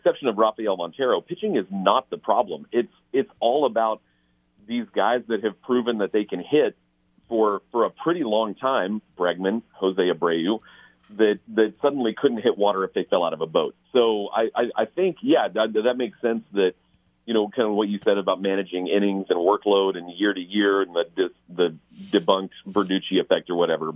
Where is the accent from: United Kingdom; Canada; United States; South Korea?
United Kingdom; England; moved away; I was born in England